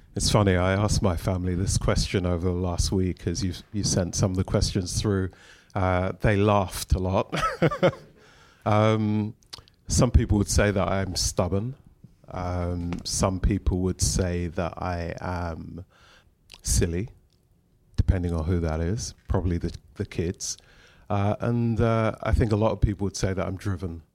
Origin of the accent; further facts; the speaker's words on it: London, United Kingdom; we we grew up in Shepherd's Bush, which is only down the road